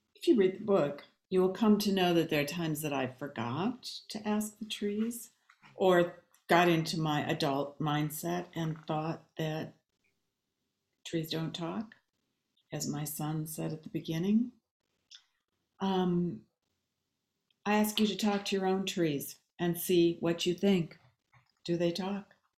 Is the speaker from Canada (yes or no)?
no; Babbitt, Minnesota, United States; moved away; also born or lived in Bemidji, Minnesota; I was born in Bemidji, grew up um, near the Boundary Waters on Birch Lake outside of Babbitt